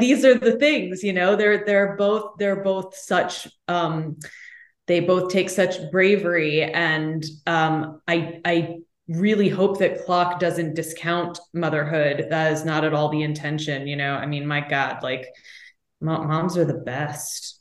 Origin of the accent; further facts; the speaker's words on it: Austin, Texas, United States; also born or lived in New York City; now in Los Angeles, United States; my hometown of Austin, Texas